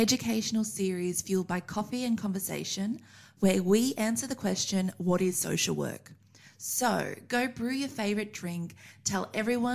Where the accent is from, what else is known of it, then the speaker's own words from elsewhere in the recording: Wagga Wagga, New South Wales, Australia; I am on beautiful Wiradjuri country of my hometown of Wagga Wagga